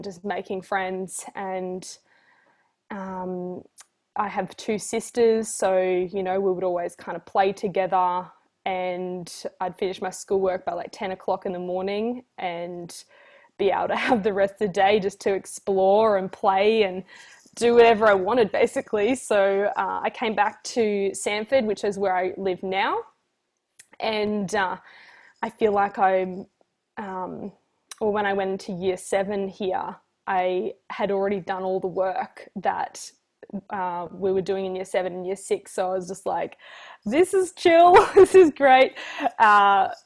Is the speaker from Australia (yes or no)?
yes; Dalby, Queensland, Australia; I grew up in Dalby, which is 3 hours northwest, I believe, of Brisbane.